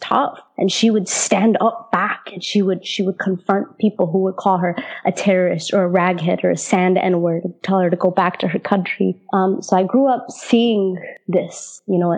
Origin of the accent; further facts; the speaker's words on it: Denver, Colorado, United States; also born or lived in Damascus, Syria; I was born and raised in Denver, Colorado, to an Arab father from Syria and a white mother from Iowa